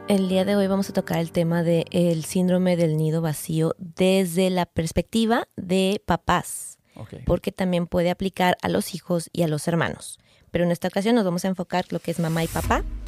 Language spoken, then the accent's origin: Spanish; Mexico; como buena mexicana